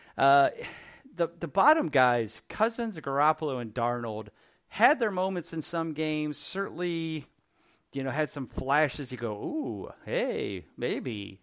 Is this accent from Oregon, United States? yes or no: no; Cleveland, Ohio, United States; my hometown